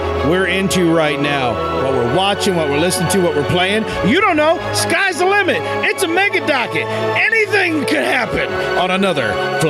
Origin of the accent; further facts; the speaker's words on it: United States; us Yanks